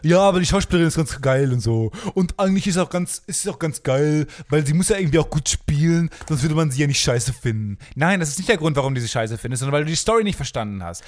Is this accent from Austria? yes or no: no; Kamen, North Rhine-Westphalia, Germany; die Stadt, wo ich herkomme, heißt Carmen